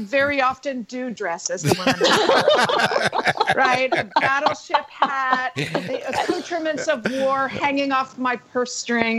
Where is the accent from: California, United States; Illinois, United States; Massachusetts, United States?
California, United States; Sonoma; You know, in my hometown of Sonoma, California, in the 4th of July parade